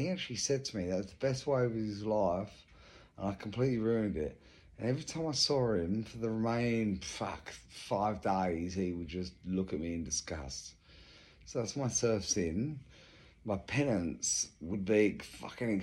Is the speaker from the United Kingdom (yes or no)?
yes; England, United Kingdom; moved away as an adult; now in Australia; I'm English. I moved here, 20 years ago.